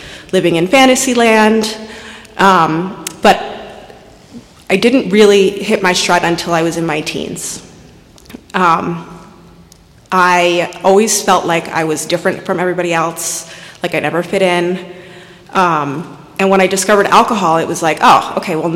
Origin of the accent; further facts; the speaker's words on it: Westchester, New York, United States; I was born and raised in Westchester.